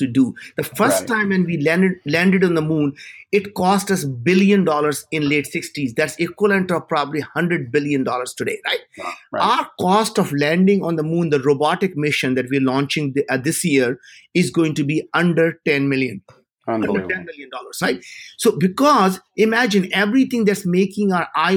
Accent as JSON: {"language": "English", "country": "India", "moved": "yes", "said": "as an Indian"}